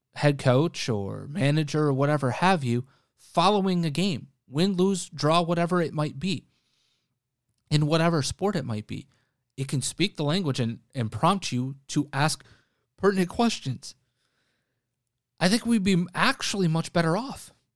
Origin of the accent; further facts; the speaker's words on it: Wisconsin, United States; my home state of Wisconsin